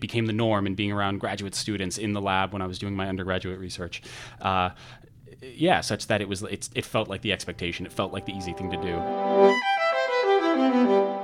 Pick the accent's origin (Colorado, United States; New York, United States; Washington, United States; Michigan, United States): Washington, United States; Redmond; moved away as an adult; also born or lived in Providence, Rhode Island; now in Chicago, United States; I was in Redmond, the Greater Redmond area, up until the end of high school